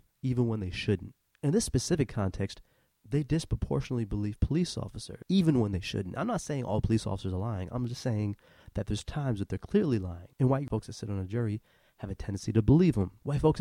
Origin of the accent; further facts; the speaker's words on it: Saginaw, Michigan, United States; now in South Florida, United States; I'm originally from Saginaw, Michigan